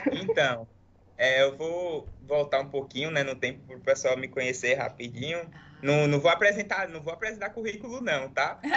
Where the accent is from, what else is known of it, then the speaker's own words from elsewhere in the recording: Alagoinhas, Bahia, Brazil; moved away as an adult; also born or lived in Espírito Santo; now in Stellenbosch, South Africa; eu sou de Alagoinhas, uma cidadezinha do interior da Bahia